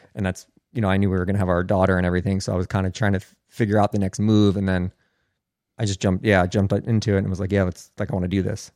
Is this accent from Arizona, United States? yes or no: no; New Jersey, United States; I'm from New Jersey